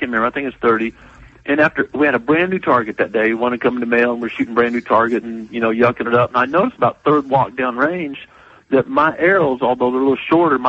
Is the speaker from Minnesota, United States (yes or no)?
no; Missouri, United States; moved away as an adult; also born or lived in Georgia / South Carolina; I'm originally from Missouri